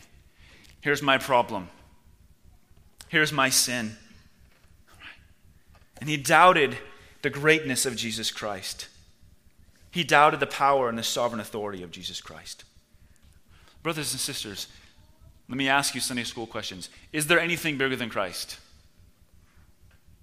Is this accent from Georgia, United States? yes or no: no; Washington, United States; moved away as an adult; now in Czech Republic; my home state of Washington